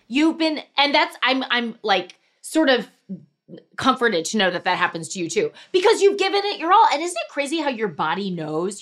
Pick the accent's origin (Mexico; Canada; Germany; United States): United States; Missouri; I grew up in Missouri